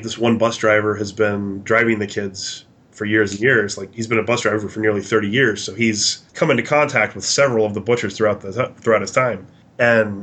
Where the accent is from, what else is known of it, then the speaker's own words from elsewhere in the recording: Texas, United States; we're from Texas